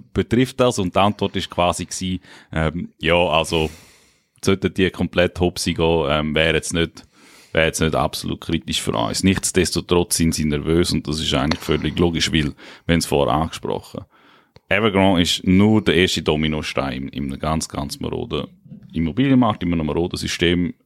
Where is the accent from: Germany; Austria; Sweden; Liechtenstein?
Liechtenstein; Ich komme aus dem Fürstentum Liechtenstein